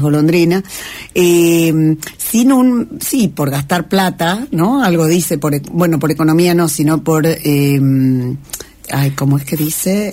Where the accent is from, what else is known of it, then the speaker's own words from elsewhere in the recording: Tierra del Fuego, Argentina; somos de Tierra del Fuego y Tierra del Fuego es un lugar con mucho espacio.